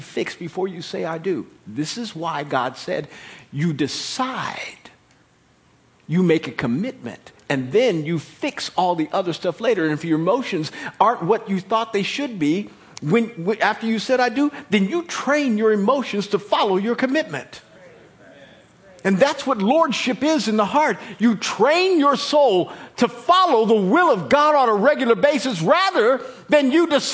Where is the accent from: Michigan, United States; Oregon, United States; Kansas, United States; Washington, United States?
Kansas, United States; moved away; when we were growing up in Kansas